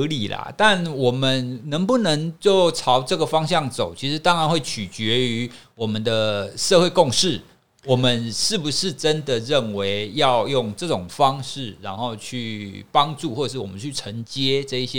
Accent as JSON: {"language": "Chinese", "country": "Taiwan", "said": "其实我们从性别平权这个角度来看，我们台湾人民应该还蛮有信心的啊。"}